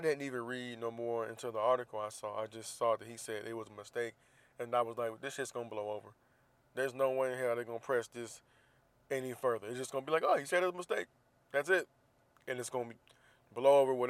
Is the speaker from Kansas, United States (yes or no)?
no; Jacksonville, Florida, United States; now in San Diego, United States; Jacksonville, Florida, my hometown